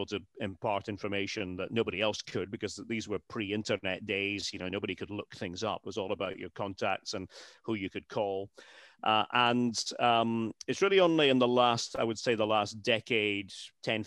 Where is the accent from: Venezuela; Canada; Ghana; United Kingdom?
United Kingdom; Scotland; moved away as an adult; I'm a Scot. I'm a proud Scot.